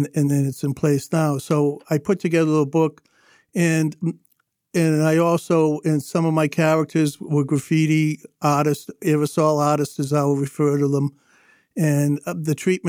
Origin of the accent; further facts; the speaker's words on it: Boston, Massachusetts, United States; I grew up on Copeland Street before I moved to Magdala Street in Dorchester. So I like to say to everybody, I'm OFD, originally from Dorchester